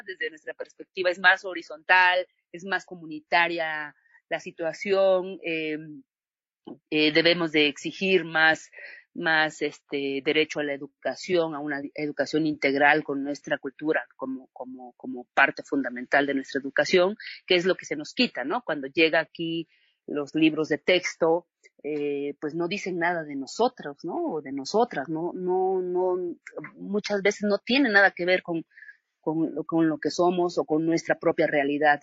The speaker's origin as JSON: {"language": "Spanish", "town": "Villa Guadalupe Victoria", "region": "Oaxaca", "country": "Mexico", "tie": "born or raised there", "also_born_or_lived": "Tlaxiaco / Mexico City", "moved": "yes", "said": "yo soy originaria aquí de Villa Guadalupe Victoria, me fui a estudiar a Tlaxiaco primero"}